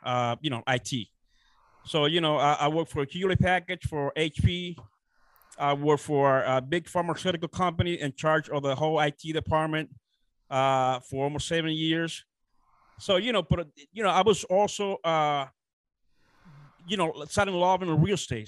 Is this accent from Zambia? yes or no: no; Dominican Republic; moved away as an adult; now in United States; I'm originally from the Dominican Republic. Uh, I was born and raised down there. Uh, so I came uh, to United States, uh, you know, uh, around 18 when I was 18 years old